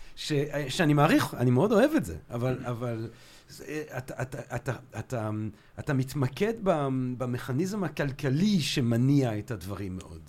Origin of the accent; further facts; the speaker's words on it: Antwerp, Flanders, Belgium; moved away; אני גדלתי ב- בלגיה בשנות ה-שמונים